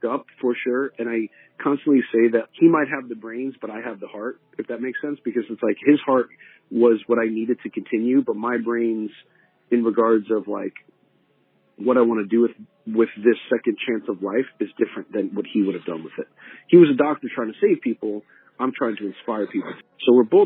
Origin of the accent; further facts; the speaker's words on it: New York, United States; I'm born and raised in New York